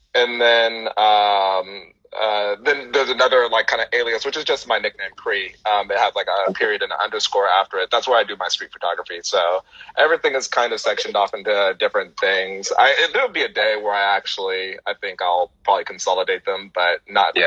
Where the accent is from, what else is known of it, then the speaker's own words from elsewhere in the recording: San Francisco Bay Area, California, United States; moved away as an adult; also born or lived in Miami / Houston, Texas; I moved back home